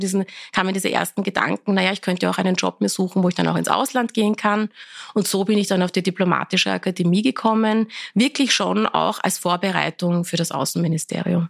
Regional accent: Vienna, Austria; also born or lived in Iran; Ich habe auch meine Schulzeit dann, äh, wir waren dann die Volksschule, habe ich dann schon in Wien besucht

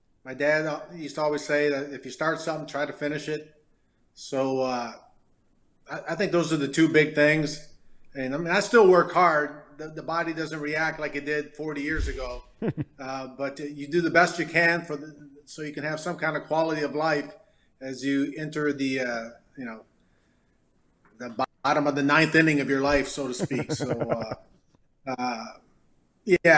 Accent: Detroit, Michigan, United States; also born or lived in Farmington, Michigan; growing up in Detroit, I was known as the hockey guy

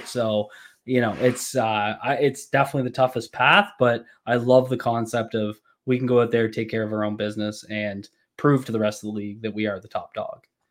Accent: Canada

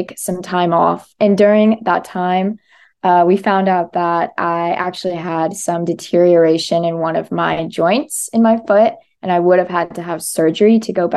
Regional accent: South Carolina, United States; moved away as an adult; now in Miami, United States; I'm from South Carolina originally. I've been in Miami for about 2 years now

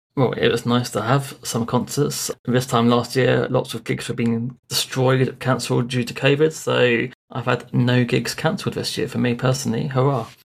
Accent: Bournemouth, South West England, United Kingdom; I am from Bournemouth in England.

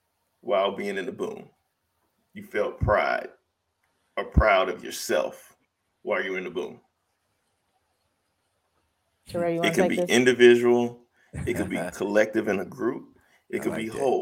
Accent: Brandon, Mississippi, United States; also born or lived in Jackson, Mississippi; I didn't grow up in Jackson, I grew up in Brandon

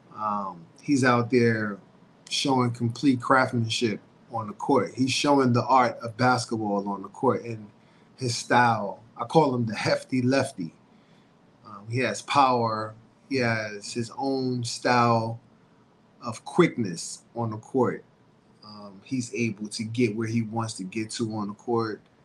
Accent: New York, United States; born or raised there

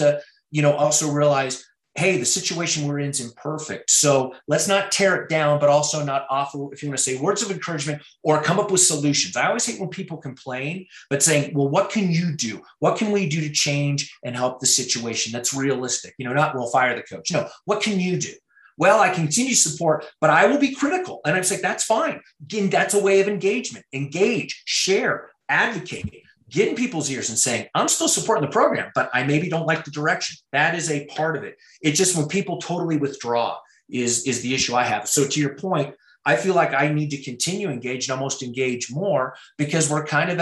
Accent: Colorado, United States; as a kid growing up in Colorado

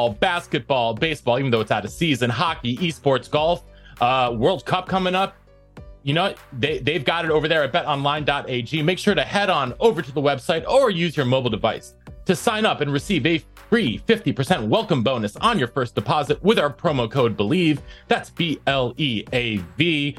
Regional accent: Hanover, New Hampshire, United States; moved away as an adult; also born or lived in Norwich, Vermont / Wisconsin; In my hometown of Hanover, New Hampshire, and Norwich, Vermont, across the river.

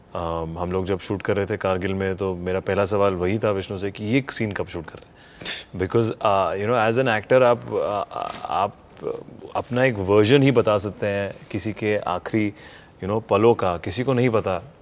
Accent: Delhi, India; moved away; दिल्ली तो मेरे यहाँ पला बड़ा हूँ यहाँ पे

